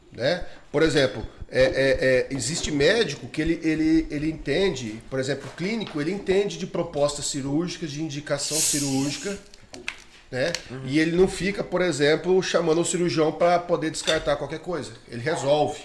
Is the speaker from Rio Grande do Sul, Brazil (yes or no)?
no; Jales, São Paulo, Brazil; moved away; eu vim do interior de São Paulo, de Jales. A minha escola é de Jales